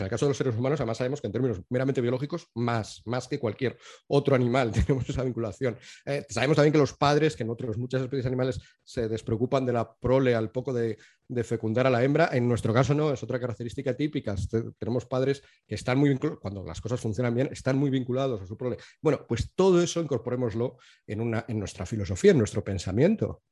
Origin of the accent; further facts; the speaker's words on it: Spain; Yo me entiendo como español